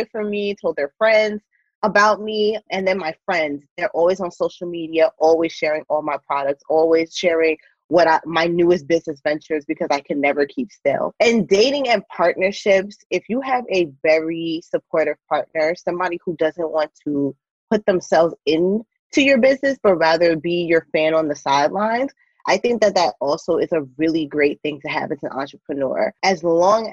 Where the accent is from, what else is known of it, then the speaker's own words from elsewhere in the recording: New York, United States; moved away as an adult; now in California, United States; I'm originally from New York, left everything in New York, left my job